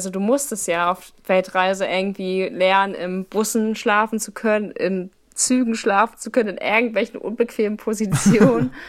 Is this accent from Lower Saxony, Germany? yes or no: yes; Hameln, Lower Saxony, Germany; moved away; Also ich komme eigentlich aus Hameln, das ist in der Nähe von Hannover